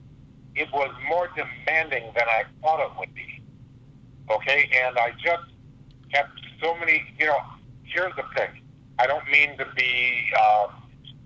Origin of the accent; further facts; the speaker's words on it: Canada; moved away; also born or lived in Hawaii; I'm a Canadian. I was born in Canada